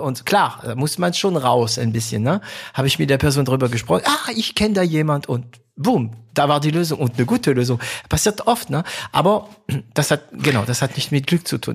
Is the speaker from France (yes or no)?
yes; France; German is a second language; moved away; also born or lived in Stuttgart, Germany; für mich als Franzose